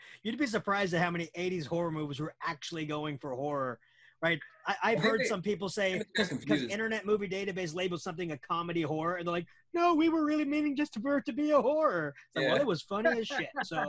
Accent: Texas, United States; Because I'm from Texas and I want...

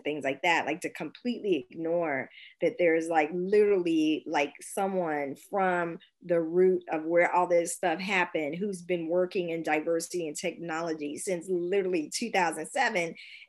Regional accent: San Francisco, California, United States; now in Berlin, Germany; I mean, I come from San Francisco, Silicon Valley.

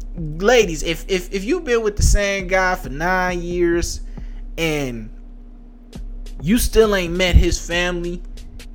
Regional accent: United States

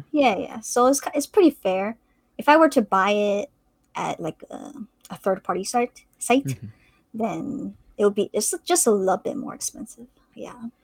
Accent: Canada; I'm a CS major at UBC, um, also in Vancouver, so I'm Canadian

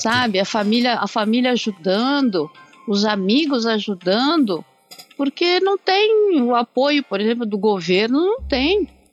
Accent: Brazil; now in Japan; eu sendo brasileira

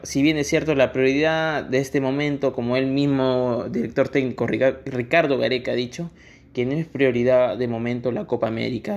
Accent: Peru; como los peruanos que somos

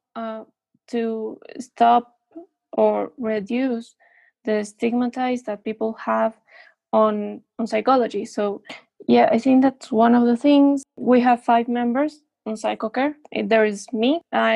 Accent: Quito, Pichincha, Ecuador; I've studied here in Ecuador. I was born in Quito, Ecuador, which is the capital city.

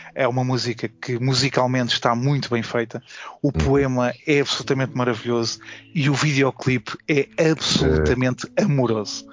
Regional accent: Forte da Casa, Lisbon, Portugal; also born or lived in São João da Pesqueira; também considero um pouco como também a minha terra, para além do Forte da Casa, uh, também São João da Pesqueira é também a minha terra

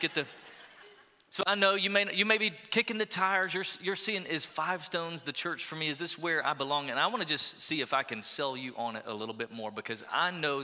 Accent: Sweetwater, Tennessee, United States; moved away as an adult; also born or lived in Pensacola, Florida / Alabama; now in Texas, United States; I grew up in Sweetwater, Tennessee

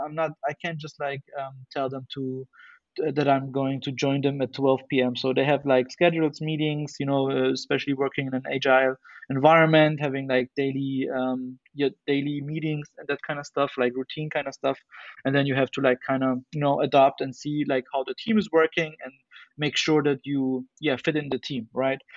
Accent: Germany; in Germany, we also have something which is called like you have to do either either military service or um, civil service, and I and I did that for nine months.

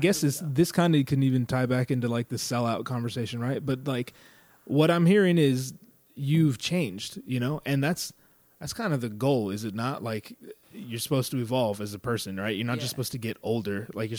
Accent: California, United States; So like I grew up in Northern California in like the sticks.

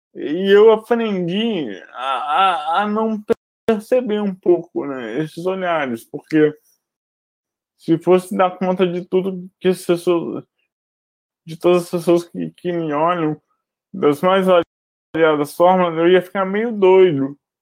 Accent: Brazil; moved away as an adult; now in Rio de Janeiro, Brazil; Eu nasci em Barrança e moro aqui no Rio desde 2004

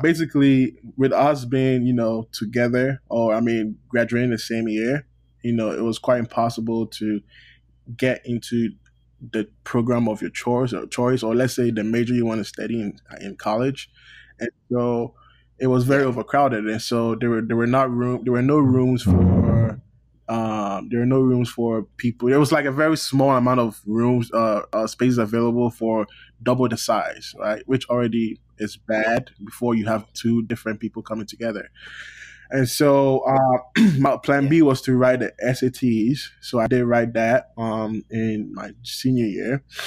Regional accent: Ghana; moved away as an adult; now in United States; I'm Ghanaian

